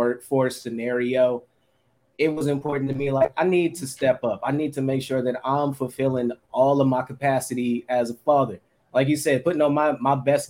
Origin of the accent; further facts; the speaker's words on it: Oakland, California, United States; I'm from 94 from Plymouth, heart of the kill zone. I grew up with nothing but people getting killed all around me.